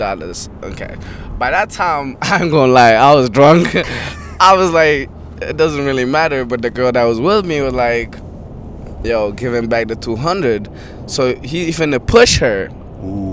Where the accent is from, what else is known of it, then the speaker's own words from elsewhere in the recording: Addis Ababa, Ethiopia; also born or lived in Dubai; now in Atlanta, United States; I was born in Ethiopia, Addis Ababa.